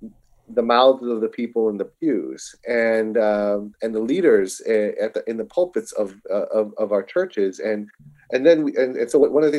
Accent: Chicago, Illinois, United States; born and raised in the Chicagoland, lived all over the world.

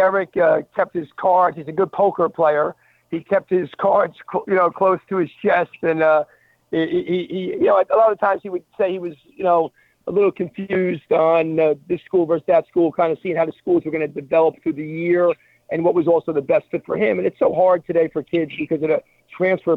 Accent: New Jersey, United States; I grew up in New Jersey

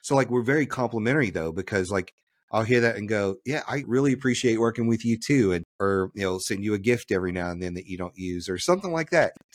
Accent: Louisiana, United States; I'm from Louisiana

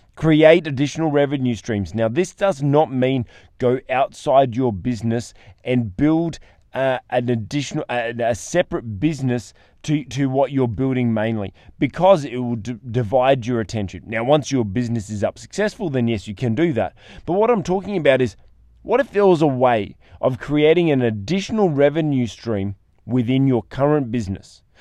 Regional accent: Australia; as an Australian

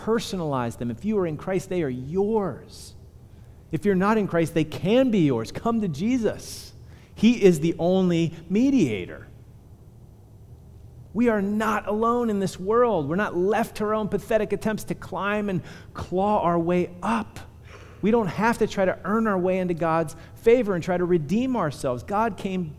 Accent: Punxsutawney, Pennsylvania, United States; I'm from Punxsutawney

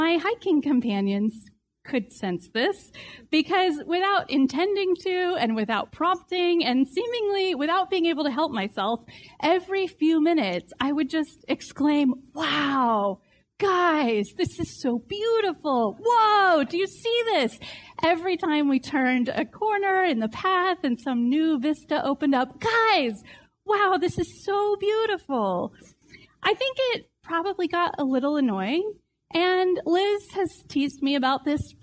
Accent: Texas, United States; I'm from Texas

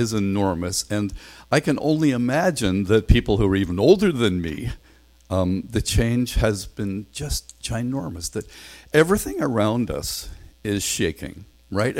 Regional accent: Northern Ireland, United Kingdom; now in Canada; I'm from Northern Ireland

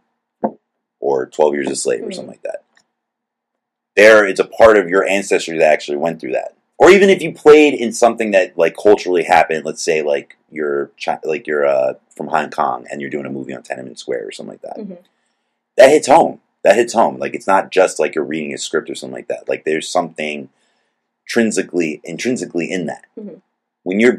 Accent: United States; I'm American

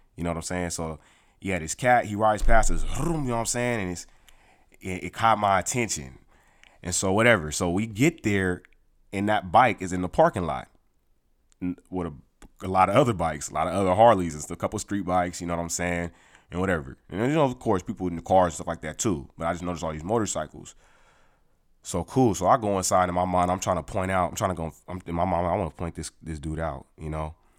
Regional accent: California, United States; moved away; I'm from California

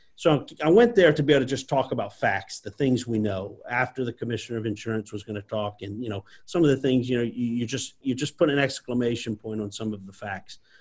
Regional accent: South Louisiana, United States; I was born and raised here in South Louisiana

